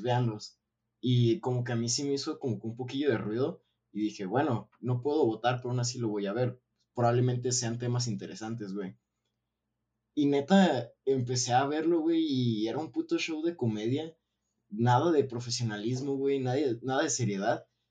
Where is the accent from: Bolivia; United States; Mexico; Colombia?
Mexico; Realmente me enorgullece haber nacido en un país que tiene tanta riqueza. Eh, pero también no es como que estoy 100% eh, orgulloso de ser mexicano